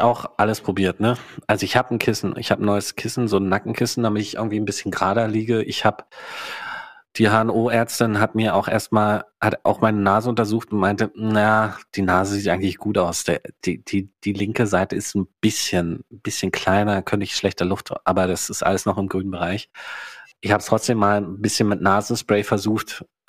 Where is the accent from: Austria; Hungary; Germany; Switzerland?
Germany; East Germany; also born or lived in Hannover; now in Berlin, Germany; Ich bin ja unglaublich in der DDR groß geworden. Mein ganzer Background ist DDR